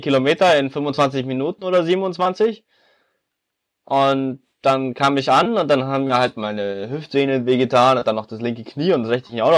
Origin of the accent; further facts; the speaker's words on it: Munich, Bavaria, Germany; wir kommen alle aus Bayern, ich komme aus München